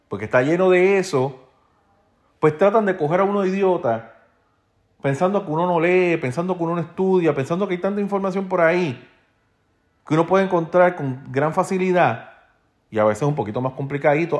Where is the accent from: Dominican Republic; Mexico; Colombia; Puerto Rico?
Puerto Rico